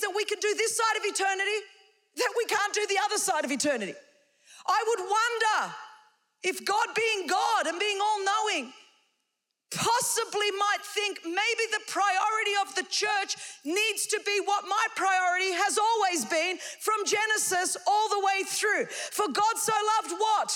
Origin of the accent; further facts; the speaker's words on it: Australia; I come from Australia